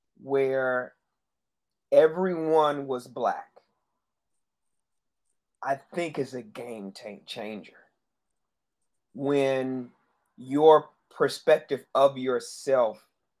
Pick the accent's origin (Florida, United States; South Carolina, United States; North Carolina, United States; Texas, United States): North Carolina, United States; Charlotte; I was raised in United Methodist Church, so it had me moving around throughout most of my life. Where I ended up in Charlotte. I claim Charlotte as my home.